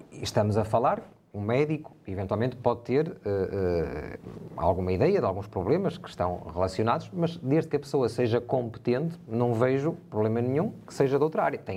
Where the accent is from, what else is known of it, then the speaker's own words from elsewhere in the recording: Portugal; Todos nós somos portugueses de pleno direito, todos nós temos deveres, mas também temos uh, direitos, e isso é um direito uh, constitucional.